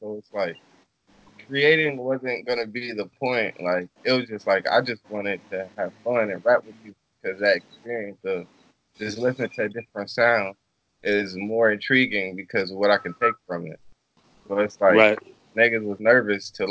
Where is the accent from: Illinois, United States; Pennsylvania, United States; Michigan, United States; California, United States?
California, United States; Long Beach; born or raised there